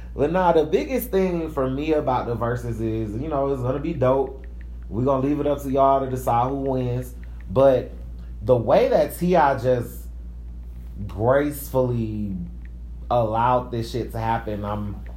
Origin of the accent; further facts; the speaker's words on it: Atlanta, Georgia, United States; I'm from East Atlanta Zone 6